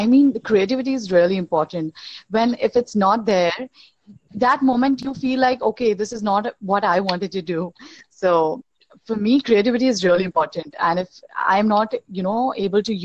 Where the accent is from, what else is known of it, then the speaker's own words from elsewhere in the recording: India; I'm from India